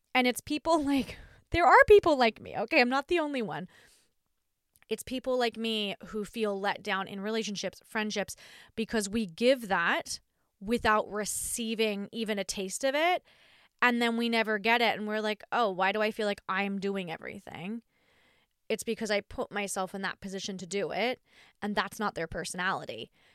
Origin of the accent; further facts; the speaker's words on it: Australia; I'm Australian